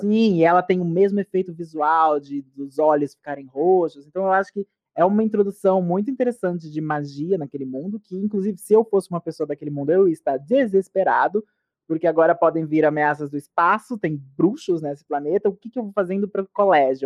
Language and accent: Portuguese; Brazil; nós brasileiros que assistimos muitas séries americanas